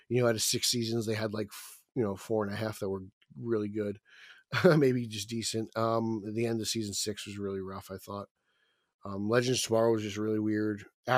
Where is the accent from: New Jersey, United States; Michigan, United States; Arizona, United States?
New Jersey, United States; I'm from New Jersey.